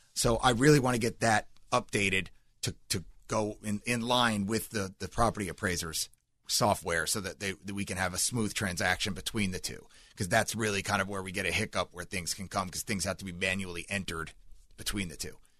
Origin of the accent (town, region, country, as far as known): Seminole County, Florida, United States; born or raised there; also born or lived in New Jersey / California